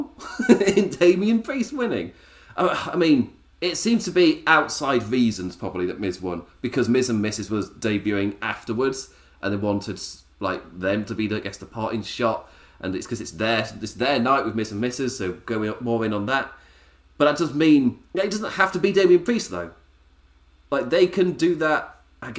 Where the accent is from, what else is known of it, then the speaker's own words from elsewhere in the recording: England, United Kingdom; me being English